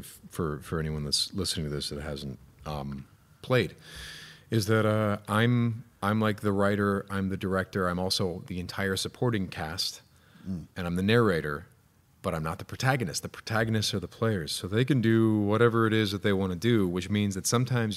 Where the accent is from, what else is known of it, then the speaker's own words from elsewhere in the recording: Illinois, United States; No, I'm from Illinois